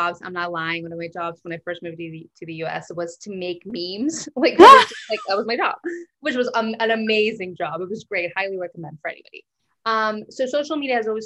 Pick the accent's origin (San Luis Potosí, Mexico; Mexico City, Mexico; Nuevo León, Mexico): Nuevo León, Mexico; Monterrey; moved away as an adult; now in United States; So I was born and raised in Mexico. I lived there. I did college in Mexico. So I'm kind of only been in the U.S. for about 10 years